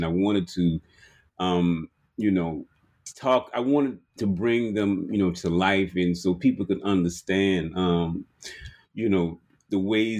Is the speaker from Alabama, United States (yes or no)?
yes; Birmingham, Alabama, United States; You're talking about growing up in Birmingham and coming up in what they call sort of like a juke joint or a shot house.